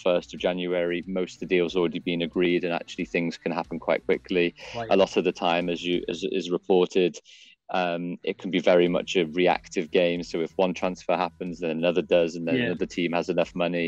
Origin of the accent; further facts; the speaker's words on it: Liverpool, North West England, United Kingdom; I grew up in Liverpool in Northwest England